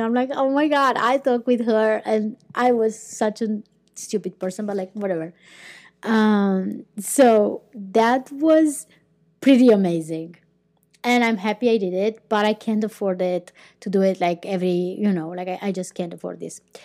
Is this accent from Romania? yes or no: yes; Romania; first language Romanian; English is a second language; moved away as an adult; also born or lived in Iceland; I started living more and more abroad than in my country